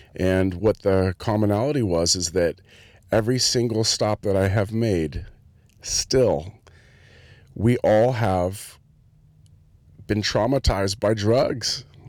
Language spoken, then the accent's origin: English; Santa Cruz, California, United States; moved away; my hometown, which is Santa Cruz